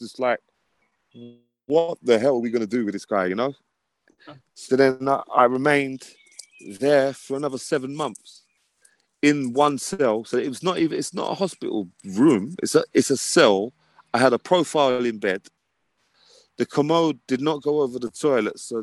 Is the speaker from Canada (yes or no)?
no; London, United Kingdom; moved away as an adult; now in north of England, United Kingdom; I'm originally from London. Now I'm in the north of England.